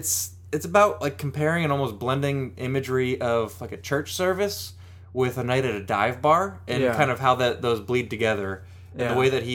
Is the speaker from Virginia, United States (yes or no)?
no; Seattle, Washington, United States; Yeah, I'm from Seattle. There's hella Honda Civics.